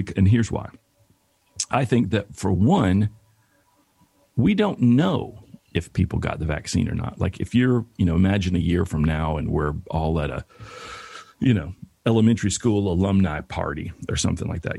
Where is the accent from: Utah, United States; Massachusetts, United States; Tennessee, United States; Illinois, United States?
Tennessee, United States; Bristol; moved away as an adult; also born or lived in Atlanta, Georgia; now in Los Angeles, United States; my hometown, Bristol, Tennessee